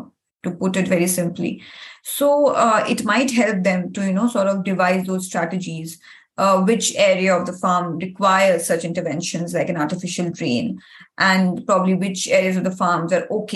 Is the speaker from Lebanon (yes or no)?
no; India; moved away as an adult; now in Ireland; I come from India